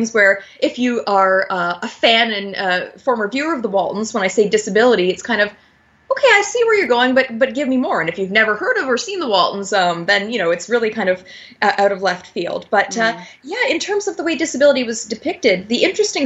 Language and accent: English; Niagara Falls, Ontario, Canada; Niagara Falls, my hometown